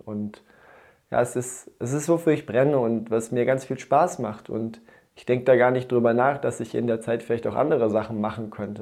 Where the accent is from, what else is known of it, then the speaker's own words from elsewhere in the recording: Dortmund, North Rhine-Westphalia, Germany; moved away as an adult; now in Sieben Linden, Germany; mir als Dortmunder